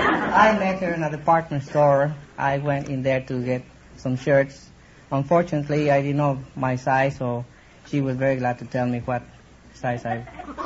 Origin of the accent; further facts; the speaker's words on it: Guadalajara, Jalisco, Mexico; moved away; I'm from Guadalajara, Mexico.